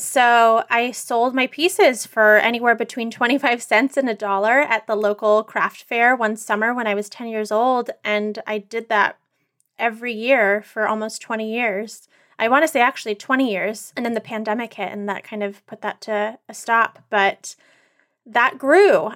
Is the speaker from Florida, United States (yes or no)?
no; Northern California, United States; growing up in Northern California, pre-internet, you know, pre-social media